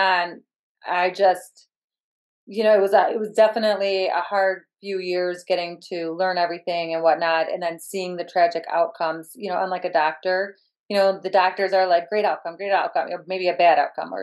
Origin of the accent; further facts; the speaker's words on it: Michigan, United States; I am from Michigan